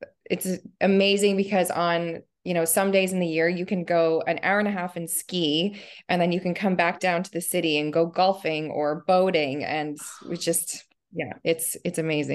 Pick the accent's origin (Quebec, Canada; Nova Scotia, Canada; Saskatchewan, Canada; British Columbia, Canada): Nova Scotia, Canada; also born or lived in Ontario; So I was born in just outside of Toronto, Ontario, in Canada, and lived there until I was, I think it was like grade six. And then as a family, we moved to Nova Scotia, which is like far east.